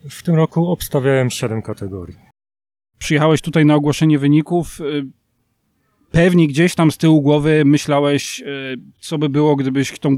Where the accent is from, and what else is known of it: Dębiniec, Poland